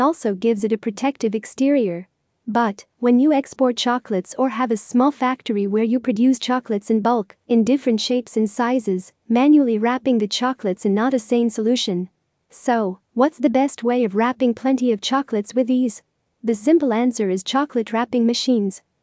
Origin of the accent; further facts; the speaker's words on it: Lebanon; from Lebanon.